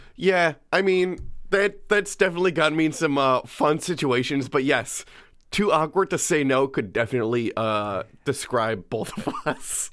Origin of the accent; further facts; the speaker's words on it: New York, United States; I'm from here. The whole time I've always been here.